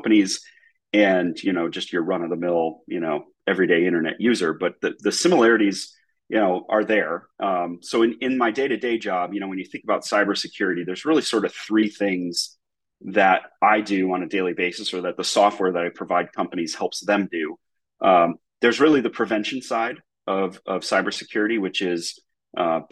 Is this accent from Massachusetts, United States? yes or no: yes; Massachusetts, United States; So I'm originally from the Northeast US, grew up in Massachusetts, was a public school kid